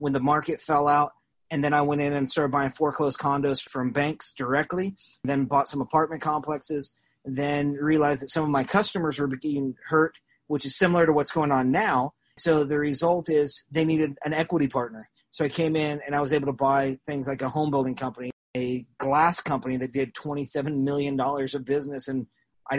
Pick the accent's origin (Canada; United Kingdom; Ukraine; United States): United States; Salem, Oregon; now in Springfield, United States; I grew up in Salem, Oregon, and went to public school